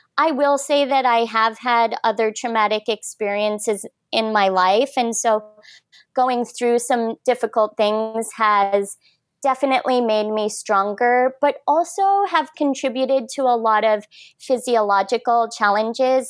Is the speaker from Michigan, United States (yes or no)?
yes; Michigan, United States; also born or lived in Minnesota; now in Cardiff-by-the-Sea, United States; I was originally born and raised in Michigan